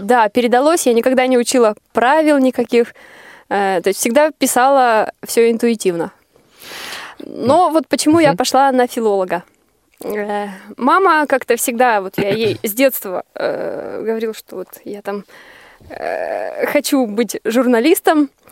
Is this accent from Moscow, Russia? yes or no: no; Arkhangelsk, Arkhangelsk Oblast, Russia; moved away as an adult; я приехала из Архангельска